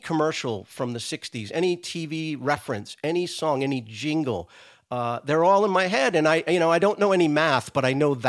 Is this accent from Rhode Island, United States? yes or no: yes; Rhode Island, United States; So again, drawing back on growing up in Rhode Island.